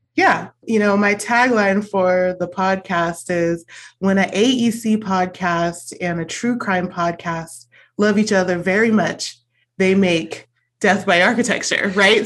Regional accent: California, United States; also born or lived in Arizona; I came home from Arizona back to California

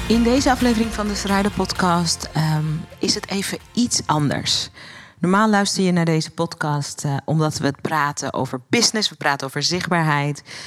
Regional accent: Netherlands; ik ben geen Amerikaan, ik ben geboren en getogen in Nederland.

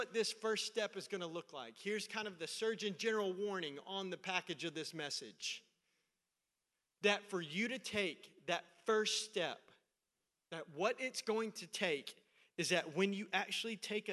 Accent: Middle Tennessee, United States; I'm from Middle Tennessee. That's where I grew up.

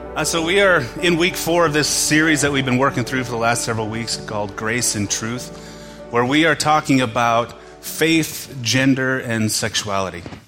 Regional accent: United States; as American Western Christians

